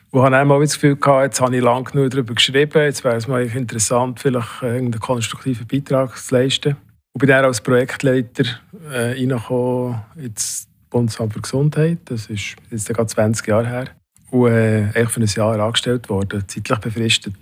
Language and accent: German; Switzerland; ich bin ein konstruktiv-kritischer Bürger von diesem Land